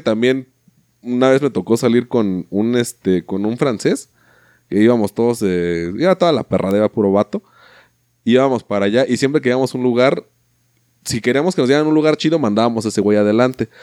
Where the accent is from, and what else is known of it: Mexico